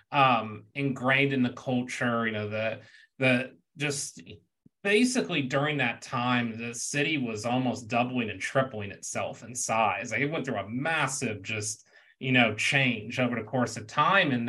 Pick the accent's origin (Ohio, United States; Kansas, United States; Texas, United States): Texas, United States; Houston; I grew up in Houston. It was part of Houston culture. Everywhere you went, someone's bumping something different.